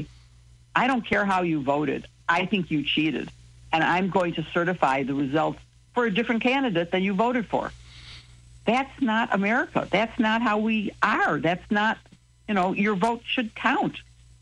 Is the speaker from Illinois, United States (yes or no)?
yes; Chicago, Illinois, United States; also born or lived in Champaign, Illinois / Springfield, Illinois; I'm from Chicago. I went to school in Champaign